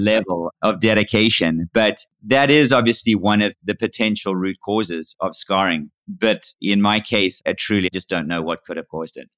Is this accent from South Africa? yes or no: yes; Cape Town, Western Cape, South Africa; moved away as an adult; now in United States; I was born and raised in Cape Town, South Africa, and I moved to the U S in nineteen ninety-eight